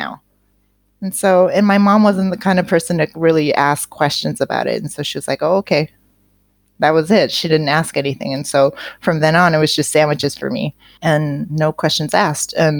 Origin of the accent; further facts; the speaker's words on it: Seattle, Washington, United States; I grew up in Seattle